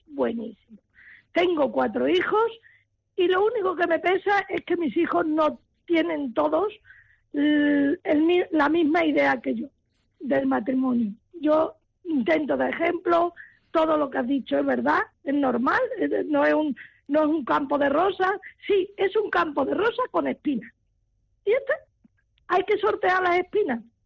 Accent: Spain; also born or lived in Valencia; yo soy española

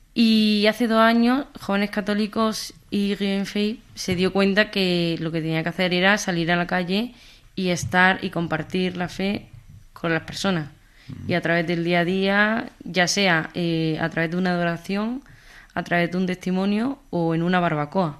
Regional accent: Jaén, Andalusia, Spain; now in Madrid, Spain; Soy de Jaén, aunque vivo en Madrid

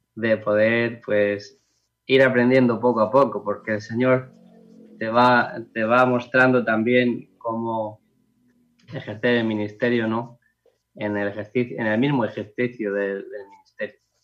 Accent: Los Alcázares, Region of Murcia, Spain; mi pueblo de los Alcázares

